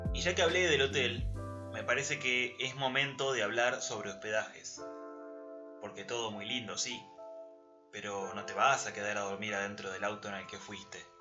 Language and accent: Spanish; Argentina; soy argentino